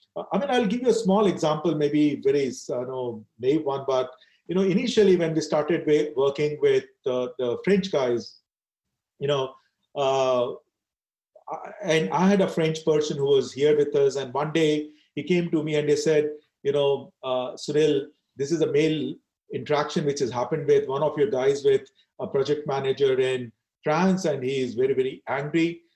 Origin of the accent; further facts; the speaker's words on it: India; I decided to stay in India and I'm very proud of the Indian culture.